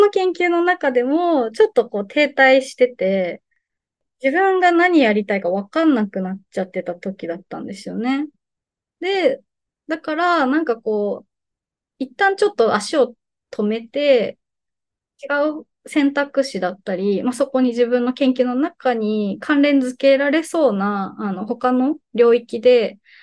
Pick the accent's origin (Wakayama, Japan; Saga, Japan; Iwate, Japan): Saga, Japan; Kyushu; moved away as an adult; also born or lived in Kyoto; now in Fukuoka, Japan; 私は、あの、九州は佐賀県生まれ育ちで、えっ、と、大学から京都に移りまして